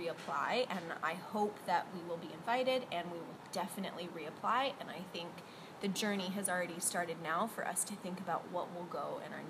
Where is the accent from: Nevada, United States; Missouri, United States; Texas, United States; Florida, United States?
Nevada, United States; Las Vegas; moved away; I am from Las Vegas, Nevada, in the United States.